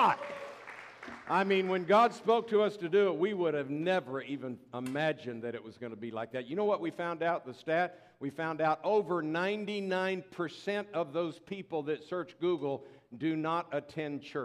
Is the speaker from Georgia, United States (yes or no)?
no; Tampa, Florida, United States; moved away; I'm a Florida boy, born and raised in Tampa, Florida